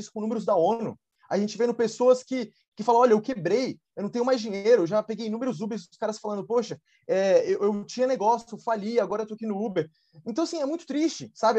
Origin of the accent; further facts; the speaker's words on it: Brasília, Federal District, Brazil; eu sou de Brasília, eu estou agora em Brasília